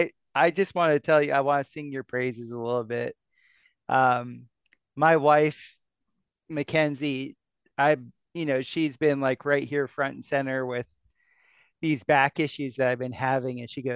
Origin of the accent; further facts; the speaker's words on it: Florida, United States; And growing up in South Florida, even though he's from the Northeast, we had many of the similar cultural upbringing.